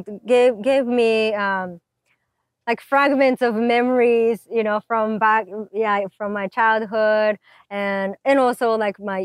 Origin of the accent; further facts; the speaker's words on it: Japan; now in United States; I'm from Japan.